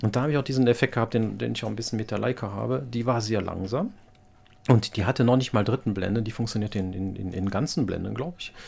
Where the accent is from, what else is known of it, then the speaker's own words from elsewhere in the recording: Wallonia, Belgium; als Belgier sind wir ein kleines Land und haben da immer gute Chancen, vor allem als Deutschsprachige